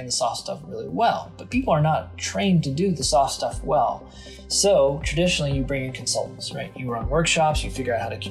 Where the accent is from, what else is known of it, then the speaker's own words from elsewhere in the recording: Louisville, Kentucky, United States; moved away as an adult; also born or lived in Adair County, Kentucky / San Francisco / Boston / New York; I grew up in Southern Kentucky, actually in Adair County, or better known as Adair County. And when I was 7, I moved up to Jefferson County